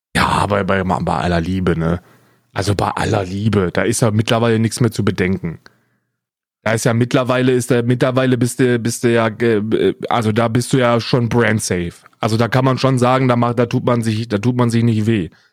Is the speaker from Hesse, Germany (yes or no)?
yes; North Hesse, Germany; Ich bin Westdeutscher. Ich bin in Nordhessen geboren